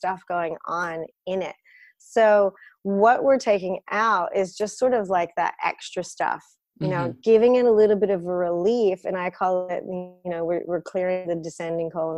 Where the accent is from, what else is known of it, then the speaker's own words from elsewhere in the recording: United States; now in Sydney, Australia; I come from an Eastern European background. I grew up in the States, but we're Russian